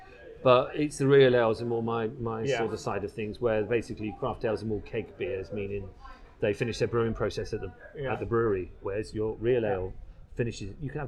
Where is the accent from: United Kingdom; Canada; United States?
United Kingdom; England; So I said, being English, you know, we sort of abbreviate things.